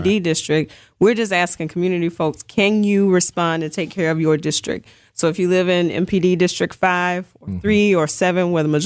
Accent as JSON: {"language": "English", "region": "Mississippi", "country": "United States", "moved": "yes", "lives_now": "Milwaukee, United States", "said": "I'm originally from Mississippi"}